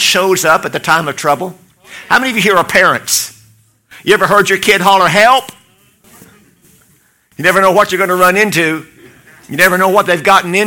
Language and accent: English; Oklahoma, United States; I'm from Oklahoma